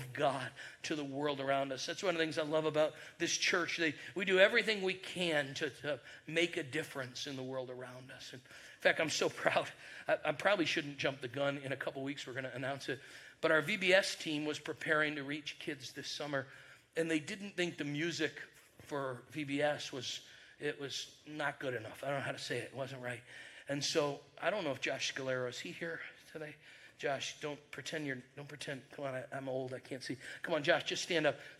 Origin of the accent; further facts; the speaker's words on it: New York, United States; moved away as an adult; also born or lived in Birmingham, Alabama; We're from New York.